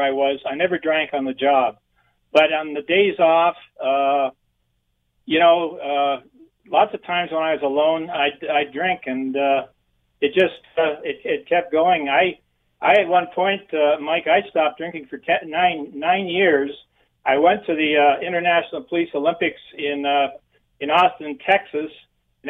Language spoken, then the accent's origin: English; Lyndhurst, Ontario, Canada; also born or lived in St. Thomas; I'm from St. Thomas originally, actually Lyndhurst.